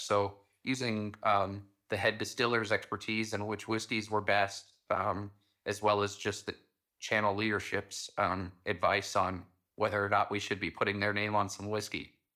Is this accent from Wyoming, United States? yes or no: yes; Pine Bluffs, Wyoming, United States; it's located in my hometown